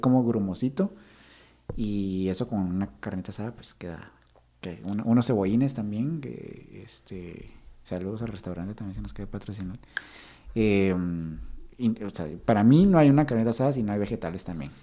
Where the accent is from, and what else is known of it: Guatemala